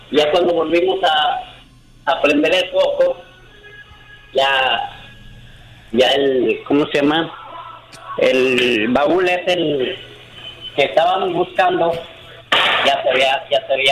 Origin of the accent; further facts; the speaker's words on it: León, Guanajuato, Mexico; moved away as an adult; also born or lived in Mexico City; Yo soy de León, Guanajuato.